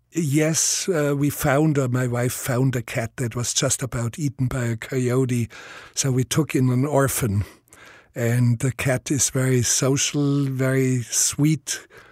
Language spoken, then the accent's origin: English; Bavaria, Germany; accent: Bavarian; first language Bavarian dialect; English is a second language; my first language was Bavarian dialect